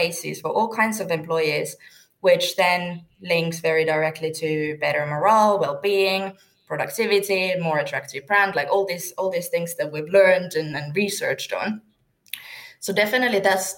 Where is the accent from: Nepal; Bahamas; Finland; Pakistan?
Finland; Turku, Southwest Finland; now in Wembley, United Kingdom; I am from Turku, Finland